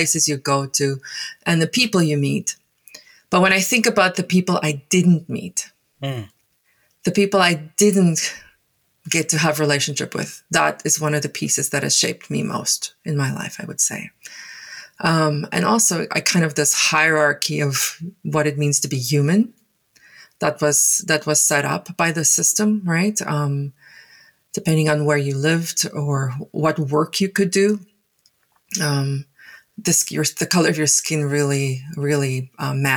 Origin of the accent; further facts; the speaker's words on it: Paarl, Western Cape, South Africa; first language Afrikaans; English is a second language; moved away as an adult; also born or lived in Taiwan; now in Surrey, Canada; as a child growing up in South Africa, in a town called Paarl